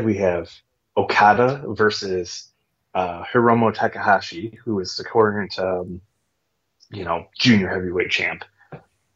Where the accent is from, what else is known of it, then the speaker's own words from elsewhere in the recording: United States; I'm American